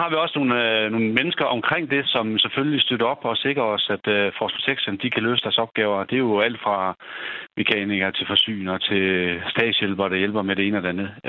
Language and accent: Danish; Denmark; Jeg er for hjemme fra Danmark er, og så blev udsendt med et bidrag hertil, øh, hvor jeg har et af mine kompanier med.